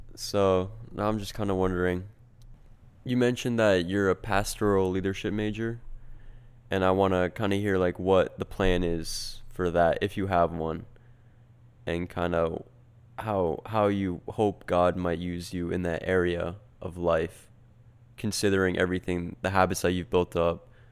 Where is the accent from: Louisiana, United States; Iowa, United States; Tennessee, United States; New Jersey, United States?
New Jersey, United States; We're from New Jersey